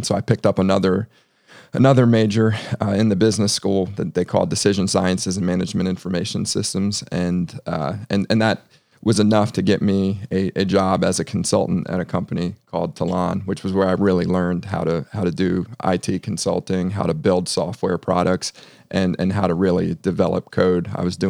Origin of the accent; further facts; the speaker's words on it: Ashburn, Virginia, United States; also born or lived in Alexandria; So I grew up in Northern Virginia. Mm-hmm. I'm born in Alexandria and moved out to the suburbs at a pretty young age. I grew up in Ashburn, Virginia.